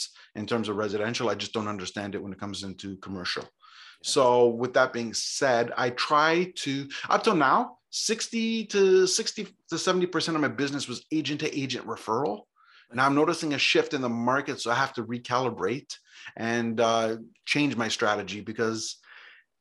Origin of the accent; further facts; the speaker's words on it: Toronto, Ontario, Canada; now in Grimsby, Canada; I grew up in Toronto, grew up right in the city.